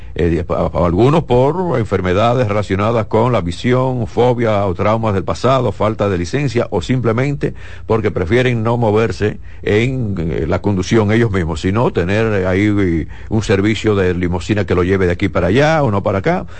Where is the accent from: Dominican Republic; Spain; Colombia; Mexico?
Dominican Republic; mi país